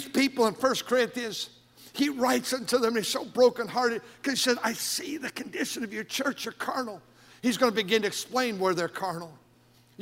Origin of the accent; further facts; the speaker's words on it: Milwaukee, Wisconsin, United States; I was born in Milwaukee, Wisconsin